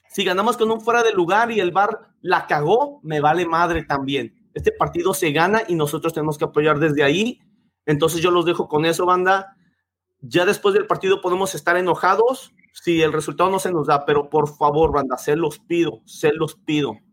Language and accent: Spanish; Mexico; nada más que soy mexicano, güey.